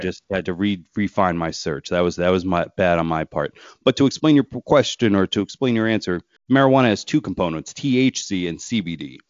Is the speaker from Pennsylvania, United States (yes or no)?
yes; Pennsylvania, United States; my home state